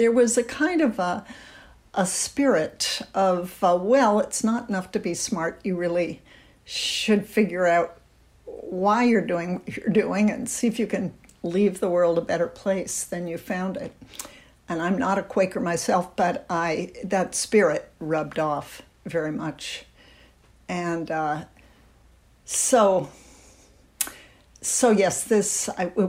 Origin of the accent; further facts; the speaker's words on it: the North, United States; I was born in the North